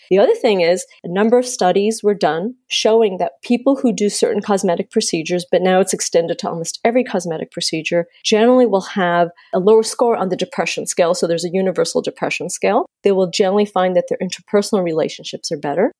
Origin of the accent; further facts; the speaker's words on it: Canada; moved away as an adult; also born or lived in Miami; I grew up in Canada